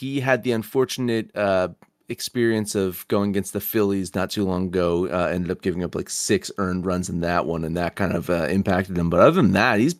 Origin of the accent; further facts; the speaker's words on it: New Jersey, United States; accent: Jersey; It's funny because I don't have a Jersey accent, but every time I watch that movie, I can feel my Jersey accent emerging.